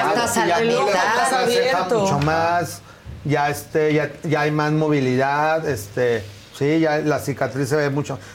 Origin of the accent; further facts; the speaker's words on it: Mexico; o como también como buenos mexicanos, hasta que ya no puedas caminar del dolor, es cuando van al doctor